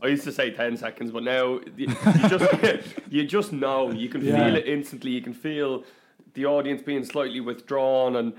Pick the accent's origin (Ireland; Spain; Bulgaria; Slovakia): Ireland; Glendalough, County Wicklow; also born or lived in Dublin; I grew up in Glendalough, and I went to school in a place called Rathdrum in County Wicklow